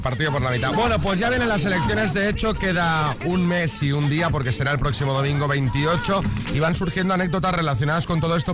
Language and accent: Spanish; Barcelona, Catalonia, Spain; ¿Yo dónde he nacido? En Barcelona.